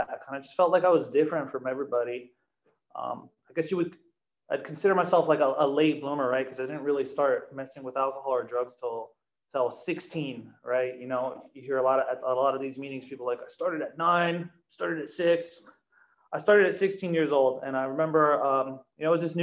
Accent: New Jersey, United States; moved away; Back in New Jersey, I'm also from New Jersey

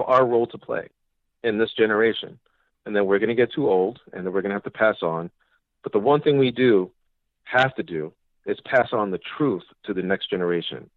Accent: New York City, New York, United States; I'm a New Yorker and I was here during 9 11.

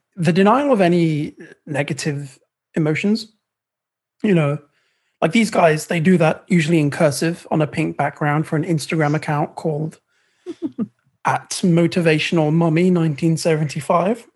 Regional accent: United Kingdom; I'm British

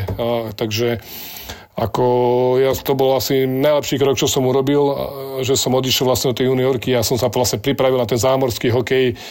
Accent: Slovakia; My sme Slováci

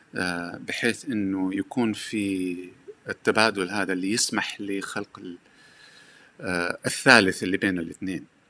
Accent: Hejaz, Saudi Arabia; accent: Hejazi; لهجتي حجازيه

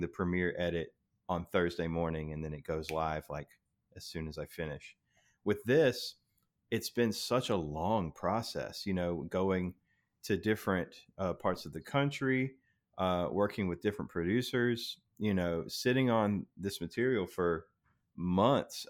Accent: South Carolina, United States; I grew up in South Carolina, right on the border of North Carolina

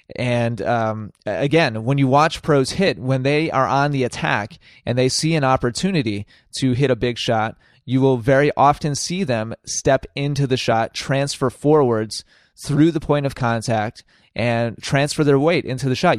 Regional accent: Wisconsin, United States; in Wisconsin, my home state.

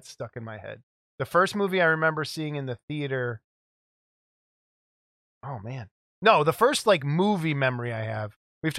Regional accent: Chicago, Illinois, United States; in Chicago, we had Samurai Sunday

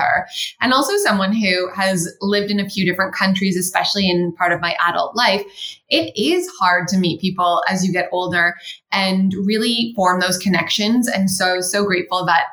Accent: Canada

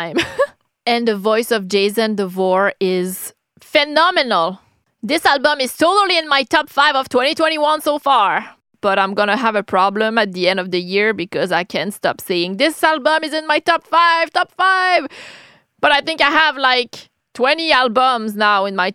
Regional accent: Quebec City, Quebec, Canada; accent: French-Canadian; English is a second language; I'm from Quebec City, Canada. I'm French-Canadian, that's why I have this accent

